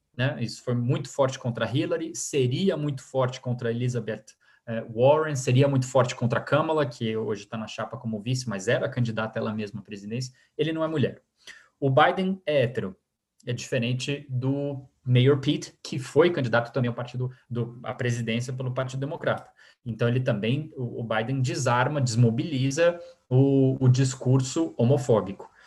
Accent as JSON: {"language": "Portuguese", "country": "Brazil", "also_born_or_lived": "United States", "said": "a gente, como brasileiros"}